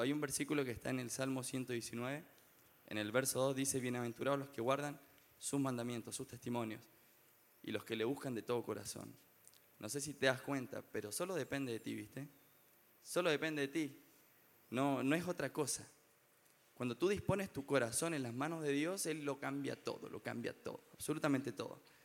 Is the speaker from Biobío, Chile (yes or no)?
no; Rancagua, O'Higgins, Chile; yo soy de Rancagua